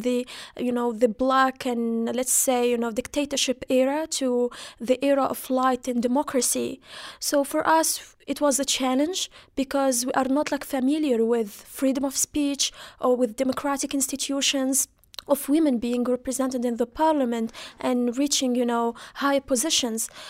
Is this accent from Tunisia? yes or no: yes; Kasserine, Kasserine Governorate, Tunisia; I come from Catherine, which was one, one of those regions who started, you know, the blazes of the revolution.